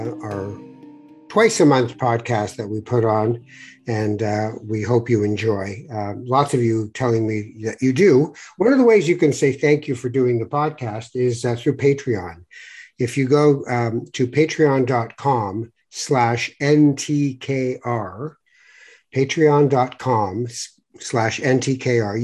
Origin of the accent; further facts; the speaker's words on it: Toronto, Ontario, Canada; also born or lived in Tangier, Morocco; coming from Morocco and, you know, growing up in Canada